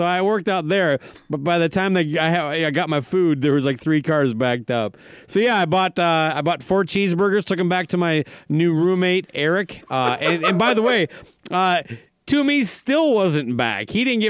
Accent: Minnesota, United States; I was from Minnesota.

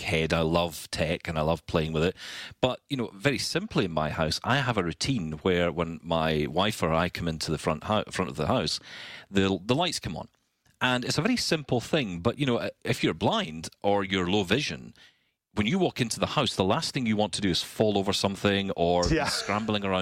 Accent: Scotland, United Kingdom; I'm Scottish

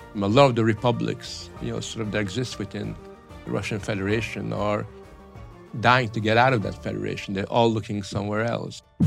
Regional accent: Canada; moved away as an adult; also born or lived in Hungary; now in London, United Kingdom; Ended up in Canada, I grew up in Canada

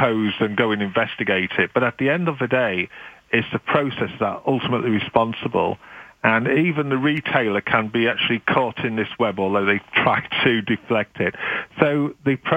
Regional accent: United Kingdom; now in Canada; being British

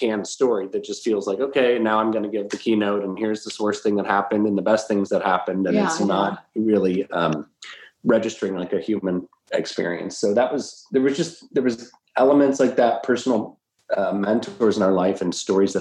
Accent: the South, United States; moved away; we're from the South originally

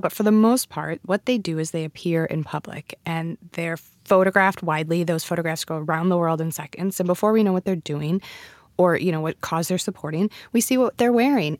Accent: United States; I'm American.

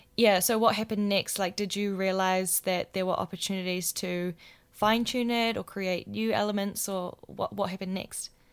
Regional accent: Wellington, New Zealand; moved away as an adult; Wellington, my hometown

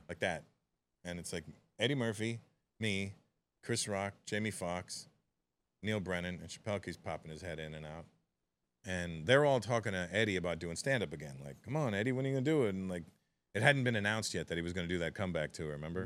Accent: Toronto, Ontario, Canada; it's my hometown

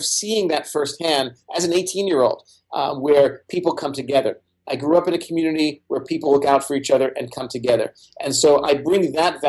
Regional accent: New York City, New York, United States; Brooklyn where I grew up

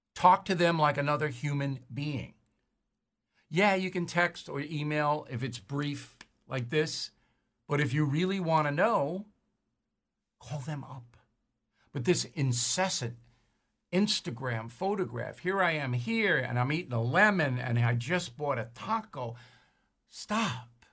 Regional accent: United States

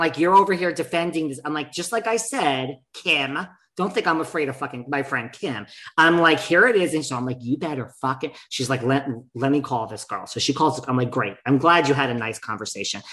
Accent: United States; I am from New York, New Jersey

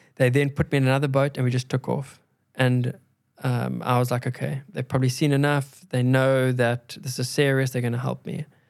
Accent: South Africa; we grew up in South Africa

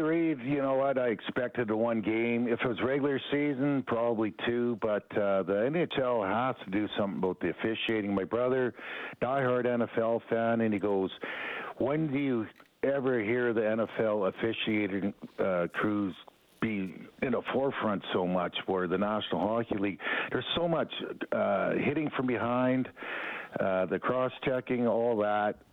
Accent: Edmonton, Alberta, Canada; We're from Edmonton. We're hardcore Oilers fans

